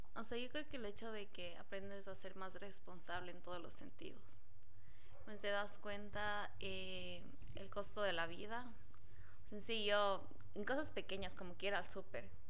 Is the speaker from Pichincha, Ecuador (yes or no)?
no; Ambato, Tungurahua, Ecuador; moved away as an adult; now in Quito, Ecuador; Yo soy de Ambato, entonces decidí estudiar en Quito